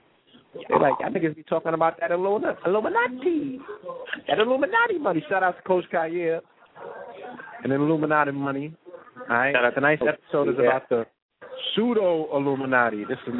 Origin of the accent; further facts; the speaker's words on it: St. Croix, U.S. Virgin Islands; We grew up in St. Croix and the Virgin Islands.